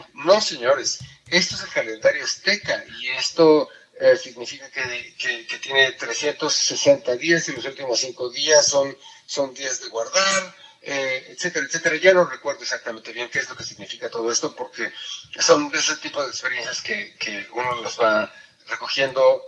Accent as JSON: {"language": "Spanish", "country": "Mexico", "first_language": "Spanish", "moved": "as an adult", "lives_now": "Austria", "said": "yo soy mexicano"}